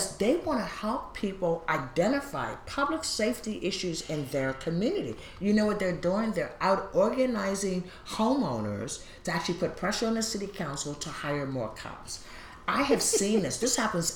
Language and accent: English; Baltimore, Maryland, United States; now in Portland, United States; I'm from Baltimore